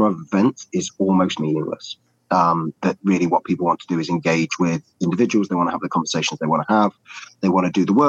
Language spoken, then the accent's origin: English; England, United Kingdom; I'm English